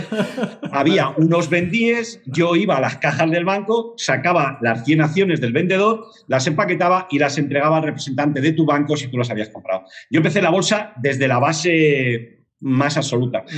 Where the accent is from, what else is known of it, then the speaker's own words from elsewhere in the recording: Madrid, Community of Madrid, Spain; also born or lived in Barcelona / Granollers; aunque soy de Madrid, de Lavapiés, o sea, más Madrid no se puede ser